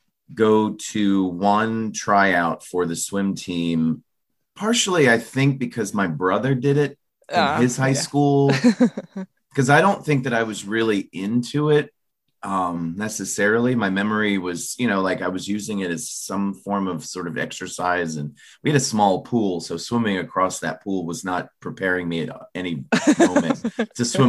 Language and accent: English; Florida, United States; I grew up in Florida